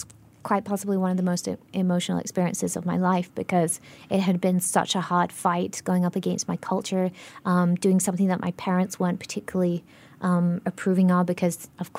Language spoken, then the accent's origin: English; Singapore; accent: global citizen; I'm acutely aware of my global citizen accent problem, I'm from a really traditional Singaporean family, Indian Singaporean family